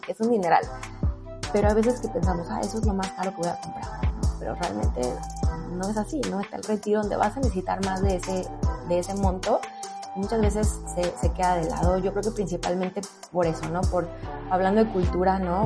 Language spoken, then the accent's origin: Spanish; Puerto Vallarta, Jalisco, Mexico; moved away; regresarme a mi ciudad de origen, que soy de, Puerto Vallarta